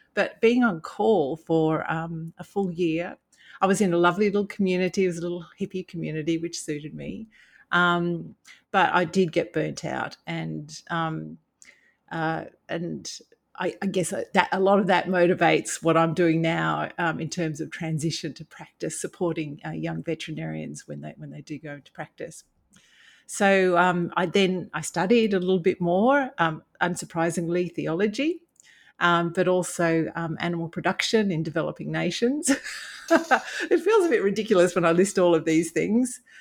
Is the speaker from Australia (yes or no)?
yes; Brisbane, Queensland, Australia; I, I grew up in Brisbane